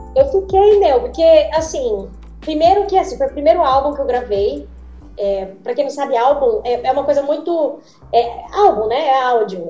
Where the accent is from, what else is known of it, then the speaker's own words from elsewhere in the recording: Mato Grosso, Brazil; moved away as an adult; also born or lived in São Paulo; eu sou de Mato Grosso, né? Não tinha... A primeira vez que eu assisti uma peça de teatro, eu tinha 21 anos, foi quando eu mudei pra São Paulo